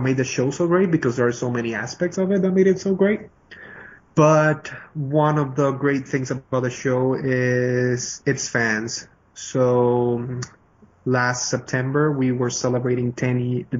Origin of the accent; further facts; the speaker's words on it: Venezuela; first language Spanish; English is a second language; now in Miami, United States; I'm originally from Venezuela